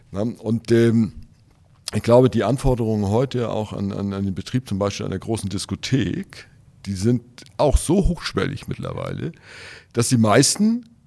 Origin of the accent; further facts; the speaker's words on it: Löwenstedt, Schleswig-Holstein, Germany; ich komme ja aus Löwenstedt, da war das kein Problem, die Anschlussquote zu erreichen.